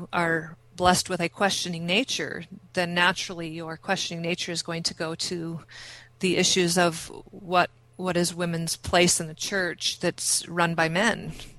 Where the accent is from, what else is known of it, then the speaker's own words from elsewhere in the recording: Midwest, United States; growing up in the Midwest, where I was the only LDS person in my high school, there was a sense of solitude about that that wasn't always good.